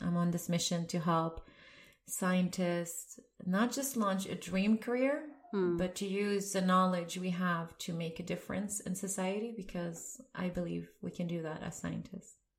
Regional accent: Sweden; moved away as an adult; also born or lived in Lebanon / Dresden, Germany; So I grew up in Sweden.

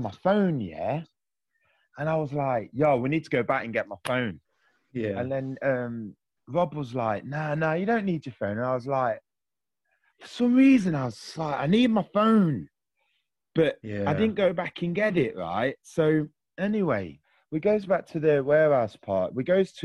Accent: Nottingham, East Midlands, United Kingdom; I'm a lad from Nottingham.

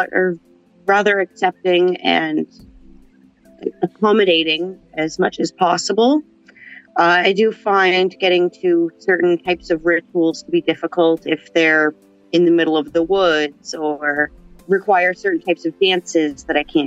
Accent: Cape Breton, Nova Scotia, Canada; moved away as an adult; now in Halifax, Canada; I grew up in Cape Breton.

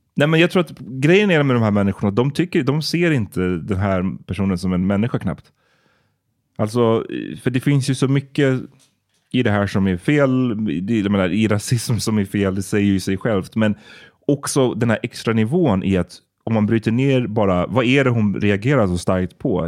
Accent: Sweden; som barn i Sverige.

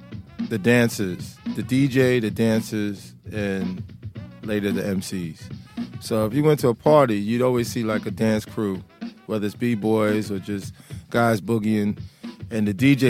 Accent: New York City, New York, United States; moved away as an adult; now in London, United Kingdom; I grew up in Brooklyn, New York.

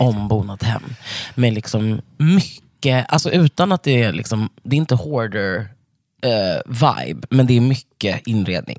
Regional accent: Stockholm, Stockholm County, Sweden; Jag är uppvuxen på Södermalm i Stockholm med min mamma och två syskon.

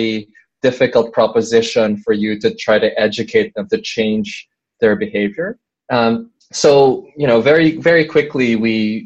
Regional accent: Philippines; I am from the Philippines

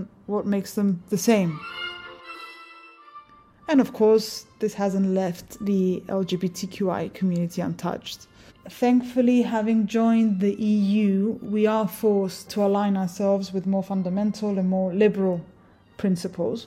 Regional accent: Cyprus; We do speak Greek, but the Cypriot dialect is quite peculiar

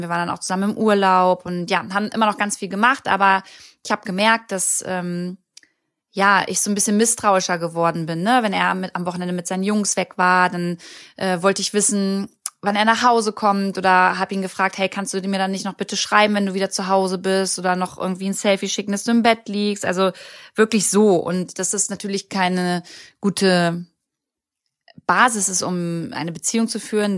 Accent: Braunschweig, Lower Saxony, Germany; also born or lived in Berlin; ich komme ja ursprünglich aus Braunschweig und da sind meine besten Freunde, da ist meine Familie

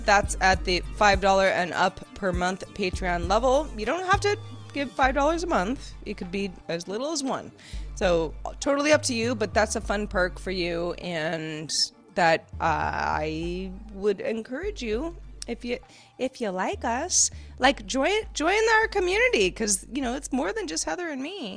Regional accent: West Coast, United States; you and I are both from the West Coast

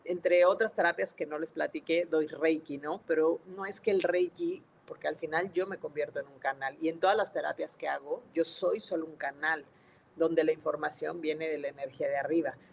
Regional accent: Mexico City, Mexico; now in Monterrey, Mexico; soy de la Ciudad de México, sí, pero ya no vivo allá, vivo en Monterrey este, Nuevo León

